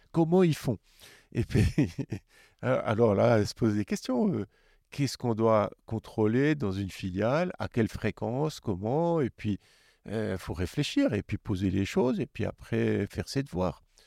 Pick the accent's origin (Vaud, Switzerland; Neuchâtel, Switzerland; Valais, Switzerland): Neuchâtel, Switzerland; je suis de Neuchâtel